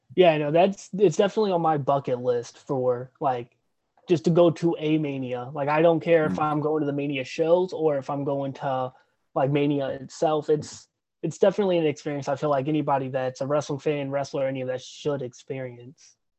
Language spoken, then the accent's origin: English; St. Louis, Missouri, United States; I'm from St. Louis also